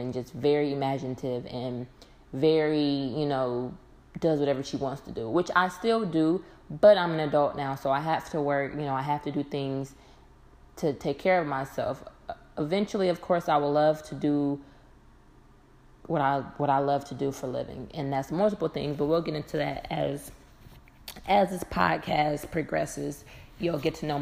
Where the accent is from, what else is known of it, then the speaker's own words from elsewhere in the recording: Dayton, Ohio, United States; now in Atlanta, United States; I currently reside in Atlanta, Georgia. I've been here for quite some time. I'm originally from Dayton, Ohio